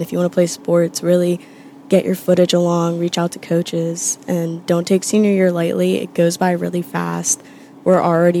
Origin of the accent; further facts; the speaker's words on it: Hopewell, New Jersey, United States; I'm from Hopewell